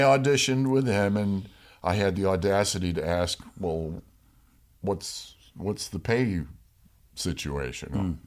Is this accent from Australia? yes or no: no; Rochester, New York, United States; now in Los Angeles, United States; I grew up in Rochester, New York